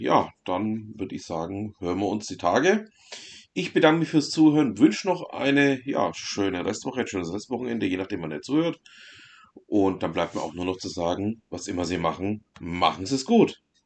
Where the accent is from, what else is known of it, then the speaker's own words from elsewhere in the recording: Germany; bei uns in Deutschland